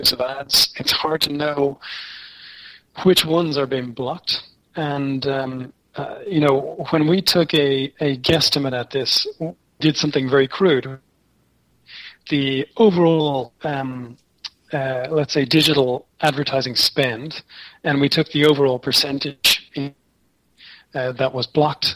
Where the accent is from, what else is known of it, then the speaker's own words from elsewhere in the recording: Ireland; Speaking as an Irishman